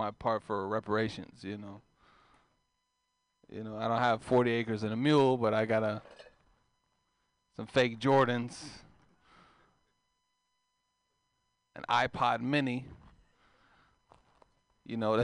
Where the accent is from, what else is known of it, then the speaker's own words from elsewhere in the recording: Oakland, California, United States; I'm from East Oakland. There's not a lot of white people out there